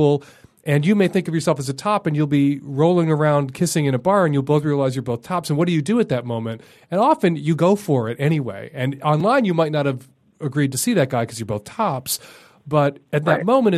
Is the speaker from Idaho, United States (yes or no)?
no; Chicago, Illinois, United States; Chicago. It's my hometown.